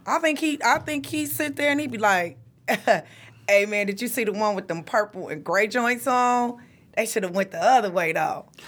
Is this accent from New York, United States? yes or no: no; Detroit, Michigan, United States; also born or lived in Anniston, Alabama; I am from the South, so I was born and raised in Anniston, Alabama. Came here, grew up on the east side of Detroit